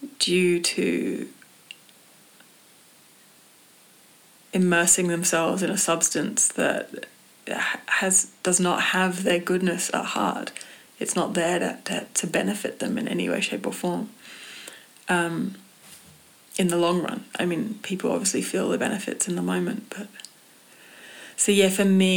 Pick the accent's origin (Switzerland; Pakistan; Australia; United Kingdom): United Kingdom; England; growing up in England